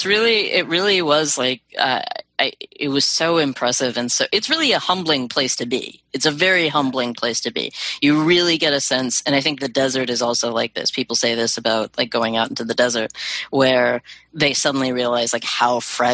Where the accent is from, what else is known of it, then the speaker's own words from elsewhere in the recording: Pacific Northwest, United States; I grew up in the Pacific Northwest, where the seasons aren't as well defined